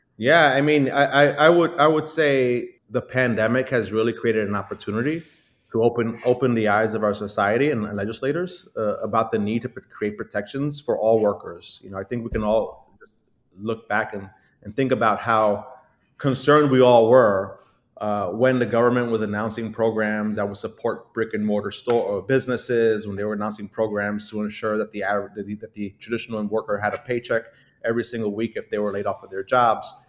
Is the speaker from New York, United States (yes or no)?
yes; Brooklyn, New York, United States; being born and raised and growing up in Brooklyn, uh, lived here my entire life